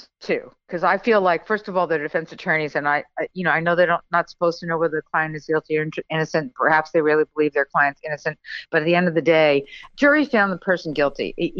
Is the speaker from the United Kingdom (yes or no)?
no; Long Island, New York, United States; moved away; also born or lived in Kentucky; we're both Long Island girls. So even though I left Long Island a long time ago, I returned and, being from Long Island and growing up on Long Island, you can't get that out of your blood.